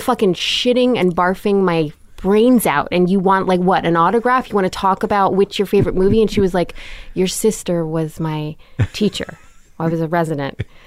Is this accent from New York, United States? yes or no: yes; New York City, New York, United States; born or raised there; also born or lived in London, England